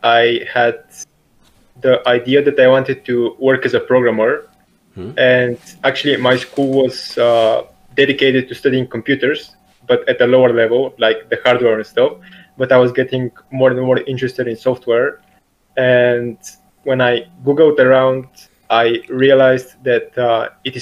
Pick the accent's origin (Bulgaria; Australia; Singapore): Bulgaria; I'm from Bulgaria